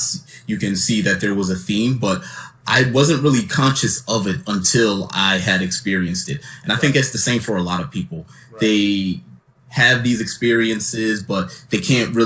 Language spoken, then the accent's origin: English; Philadelphia, Pennsylvania, United States; I grew up in Philadelphia, Pennsylvania, born and raised